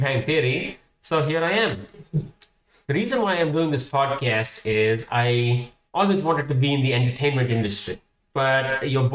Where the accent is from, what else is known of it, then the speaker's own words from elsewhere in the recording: Hyderabad, Telangana, India; English is a second language; now in United States; I am Indian. I was born in Hyderabad